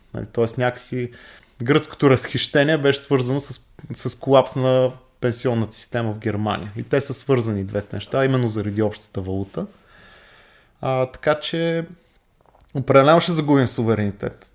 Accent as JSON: {"language": "Bulgarian", "country": "Bulgaria", "said": "нас като българи"}